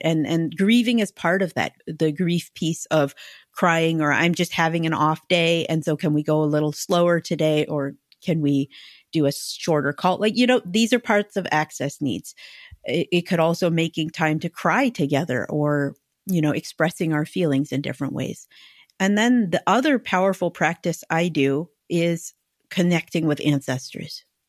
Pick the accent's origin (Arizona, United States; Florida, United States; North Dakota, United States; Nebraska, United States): Arizona, United States; moved away as an adult; also born or lived in New Mexico; now in London, United Kingdom; I grew up in Arizona